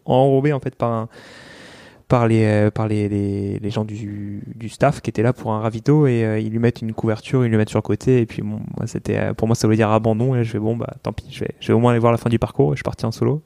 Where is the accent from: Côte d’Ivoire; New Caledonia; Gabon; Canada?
New Caledonia; moved away; je suis calédonien, donc euh, je rentre en Calédonie pour ça